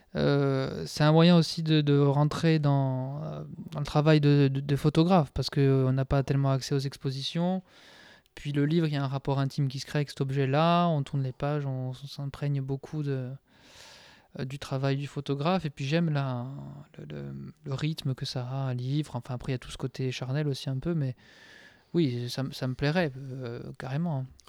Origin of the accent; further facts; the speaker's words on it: Corsica, France; en tant que Corse